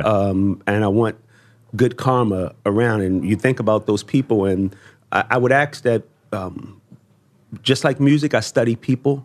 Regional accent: Baltimore, Maryland, United States; I come from Baltimore. Um, at age sixteen, you're supposed to be on drugs, in jail, uh, or dead.

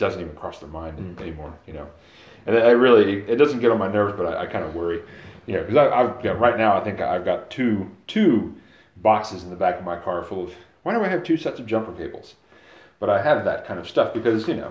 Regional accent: the South, United States; I'm a Southerner, you know, that's where I've been my whole life

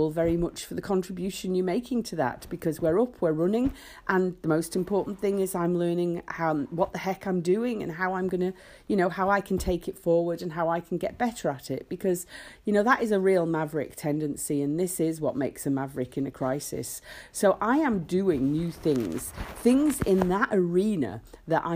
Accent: Isle of Man; I was born in the Isle of Man, and our national emblem, the three legs, which is on our flag, you know, is absolutely ingrained in us

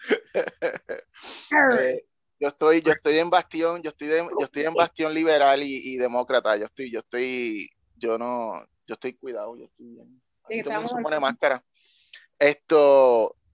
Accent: Puerto Rico; moved away; yo cuando me fui de Puerto Rico, eh, una de las muchas razones era porque yo no le veía un potencial a, Puerto Rico a, mejorar.

